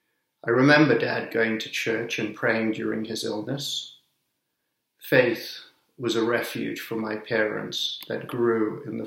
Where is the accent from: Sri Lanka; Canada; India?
Sri Lanka; also born or lived in Zambia / Zimbabwe / England; now in United States; I'm originally from Sri Lanka, but grew up in Zambia, Zimbabwe, and England, and then came to America.